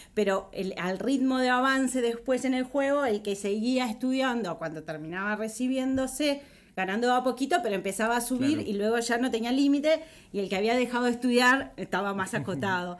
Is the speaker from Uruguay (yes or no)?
yes; Uruguay; Como uruguaya yo me siento súper orgullosa de ser uruguaya